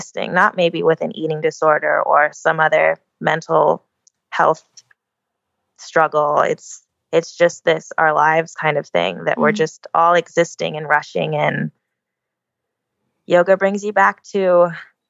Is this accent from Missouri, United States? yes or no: no; Oahu, Hawaii, United States; I'm born and raised on Oahu